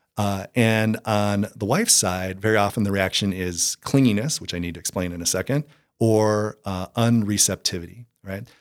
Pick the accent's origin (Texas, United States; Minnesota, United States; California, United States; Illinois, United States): Minnesota, United States; Eagan; moved away; also born or lived in Iowa State University; I was born and raised in, uh, the Twin Cities in, I grew up in Eagan, which is a suburb of the Twin Cities there.